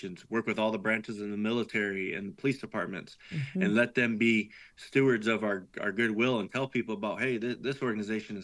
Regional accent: Tennessee, United States; here in my hometown community in Tennessee

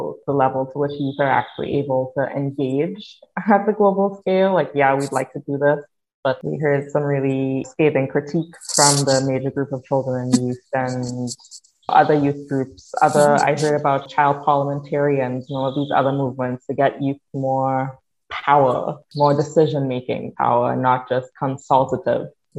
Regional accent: Trinidad & Tobago; now in Canada; I'm from Trinidad and Tobago

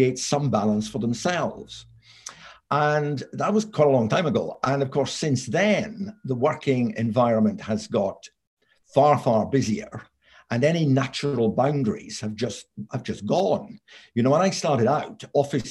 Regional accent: Scotland, United Kingdom; moved away as an adult; also born or lived in Aberdeen / London; I'm Scottish. I came down from Aberdeen University to work in London

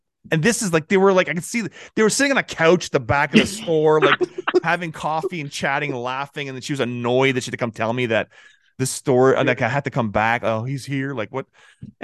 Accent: Montreal, Quebec, Canada; I'm from Montreal, 514 represent

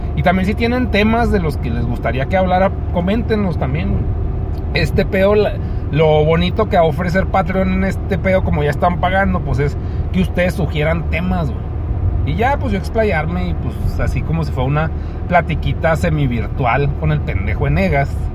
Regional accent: Mexico; Porque soy mexicano

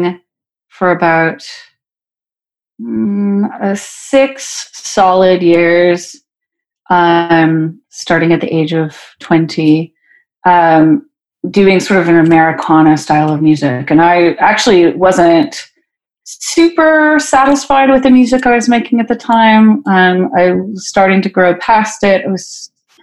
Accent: Fresno, California, United States; moved away as an adult; now in Nashville, United States; my hometown of Fresno

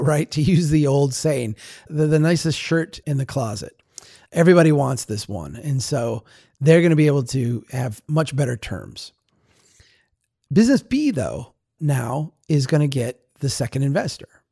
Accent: Baxter, Minnesota, United States; also born or lived in Brainerd, Minnesota; I live in Brainerd today. I grew up in Baxter

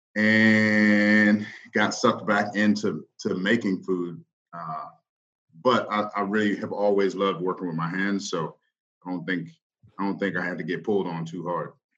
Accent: Northern Virginia, United States; moved away as an adult; now in Baltimore, United States; I'm not from Baltimore. Uh, I grew up in Virginia. both both my parents are from Mississippi, but I grew up in Northern Virginia

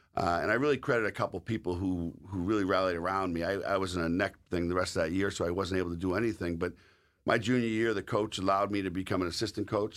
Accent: the East, Eastern United States, United States; accent: Eastern; moved away as an adult; also born or lived in Sault Ste. Marie, Michigan; I was also an Eastern guy.

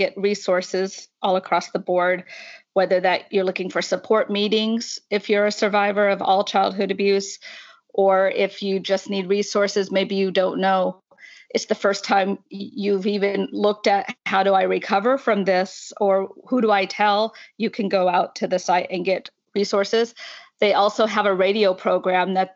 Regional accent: Washington, United States; moved away as an adult; now in Northern Ireland, United Kingdom; My accent probably gives it away that I'm actually from the United States. I grew up in Washington State

